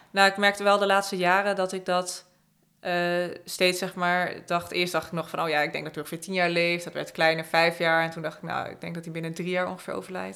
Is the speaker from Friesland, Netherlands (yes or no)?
yes; Friesland, Netherlands; moved away as an adult; also born or lived in Utrecht; Ik ben dus opgegroeid in Friesland. Ik ben op een gegeven moment gaan studeren. Toen ben ik naar Utrecht verhuisd